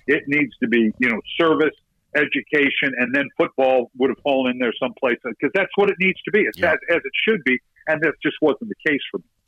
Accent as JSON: {"language": "English", "town": "Redlands", "region": "California", "country": "United States", "tie": "born or raised there", "said": "growing up in Redlands"}